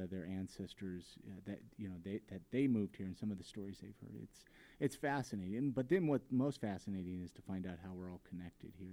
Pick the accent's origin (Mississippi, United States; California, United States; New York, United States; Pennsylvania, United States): California, United States; Ventura; now in Salt Lake City, United States; we're both from Ventura, California